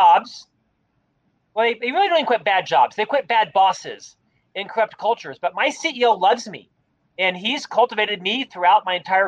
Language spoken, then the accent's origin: English; Winter Park, Florida, United States; moved away as an adult; also born or lived in Orlando, Florida / Provo, Utah; now in Salt Lake City, United States; I'm from the East Coast, Orlando, Florida, born and raised in Winter Park, Florida.